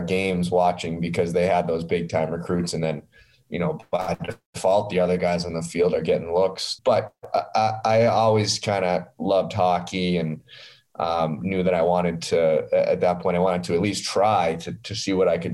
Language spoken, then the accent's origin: English; Massachusetts, United States; born or raised there; moved away as an adult; also born or lived in Iowa